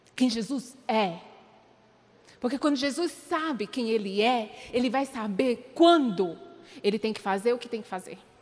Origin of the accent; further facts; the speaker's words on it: Paraíba, Brazil; Eu nasci ali na Paraíba, eu sou paraibana